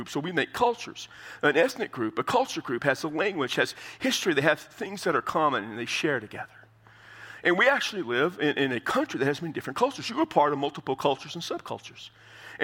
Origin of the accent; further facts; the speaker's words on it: United States; As Americans